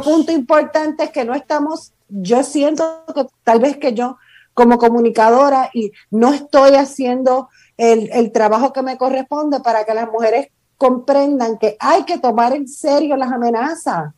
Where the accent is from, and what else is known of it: Puerto Rico